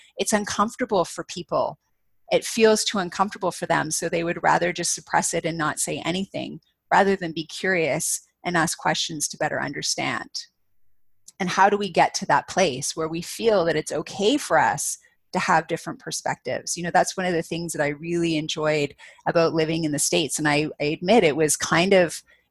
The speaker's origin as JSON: {"language": "English", "country": "Canada", "said": "as a Canadian"}